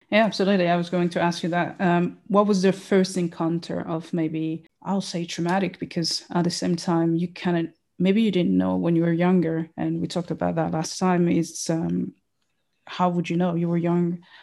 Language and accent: English; Burundi; I'm from Burundi